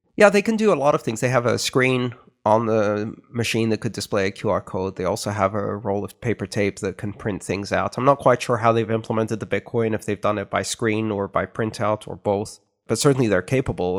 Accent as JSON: {"language": "English", "country": "Greece", "tie": "born or raised there", "moved": "yes", "said": "growing up in Greece"}